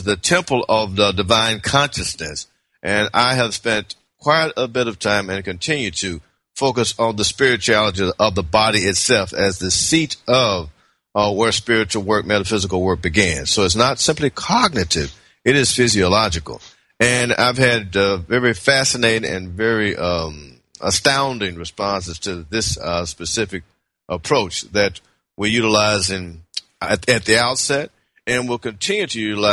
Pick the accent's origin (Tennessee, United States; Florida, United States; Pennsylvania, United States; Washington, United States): Tennessee, United States; Memphis; moved away as an adult; also born or lived in Berkeley, California; now in Decatur, United States; I'm from Memphis, Tennessee